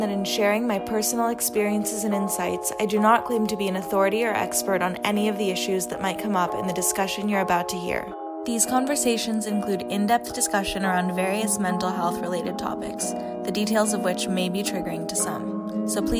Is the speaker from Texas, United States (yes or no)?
no; Los Angeles, California, United States; also born or lived in New York City; I grew up in kind of like right on the border of Brentwood and Santa Monica.